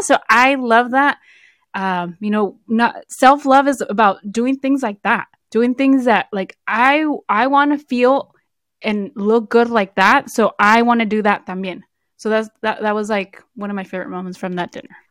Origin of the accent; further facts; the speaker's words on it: the Bay Area, California, United States; we're both from Be-, the Bay Area